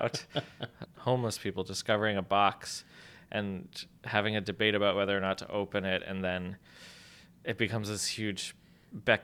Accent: Texas, United States; now in Brooklyn, United States; I grew up mostly in Texas

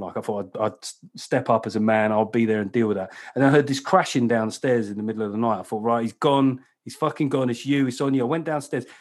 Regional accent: London, United Kingdom; I come from, uh, you know, South London

